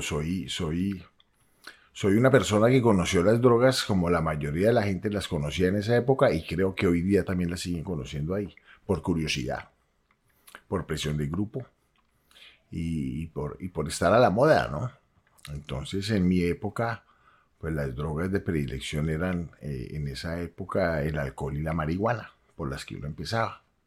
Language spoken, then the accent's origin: Spanish; Cali, Valle del Cauca, Colombia; yo soy caleño